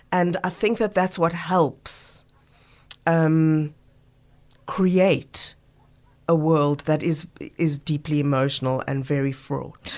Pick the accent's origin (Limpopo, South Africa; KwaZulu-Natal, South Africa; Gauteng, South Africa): Gauteng, South Africa; Johannesburg; now in Cape Town, South Africa; growing up in Joburg